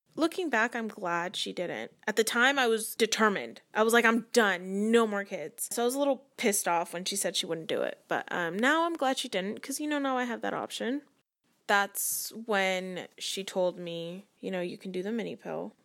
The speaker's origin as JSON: {"language": "English", "town": "Vacaville", "region": "California", "country": "United States", "said": "I'm from Vacaville, California."}